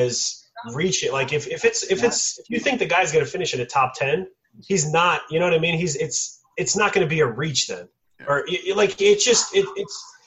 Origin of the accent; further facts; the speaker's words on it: New York, United States; I am from New York